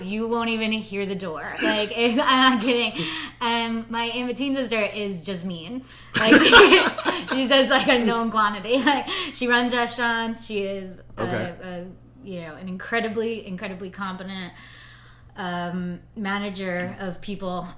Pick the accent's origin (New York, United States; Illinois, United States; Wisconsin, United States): New York, United States; Long Island; moved away as an adult; also born or lived in Upper East Side, New York City / Italy / California; I'm really from Long Island